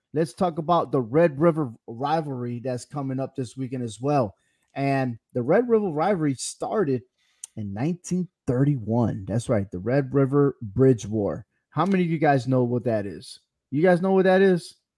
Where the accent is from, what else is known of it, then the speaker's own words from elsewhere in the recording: Connecticut, United States; I'm going with my home state. I'm going for Connecticut.